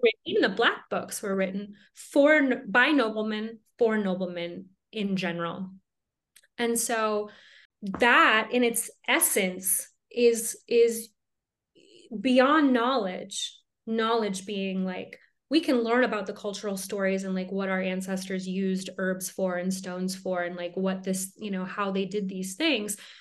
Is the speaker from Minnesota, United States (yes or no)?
yes; Minnesota, United States; now in Colorado, United States; I grew up in Minnesota